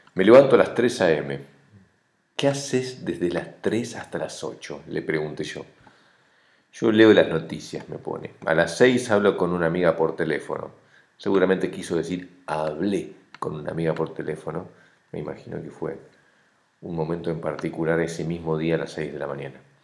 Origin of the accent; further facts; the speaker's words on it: Argentina; now in Uruguay; como argentino callado